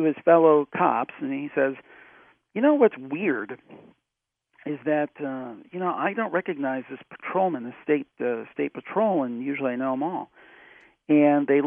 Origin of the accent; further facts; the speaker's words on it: Cleveland, Ohio, United States; That's my hometown, Cleveland